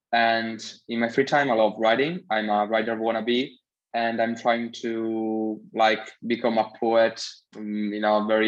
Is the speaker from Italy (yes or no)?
yes; Bojano, Molise, Italy; I come from a very microscopic town in South Italy called Boiano.